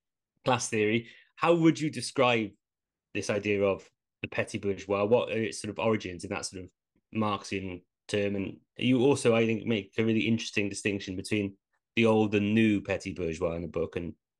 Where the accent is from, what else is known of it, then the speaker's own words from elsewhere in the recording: Cardiff, Wales, United Kingdom; moved away as an adult; also born or lived in London; growing up in Rothing, Cardiff, my mum was a nurse, my dad worked in steel.